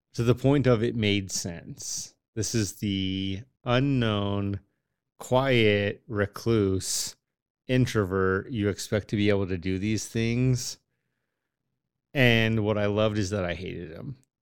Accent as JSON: {"language": "English", "country": "United States"}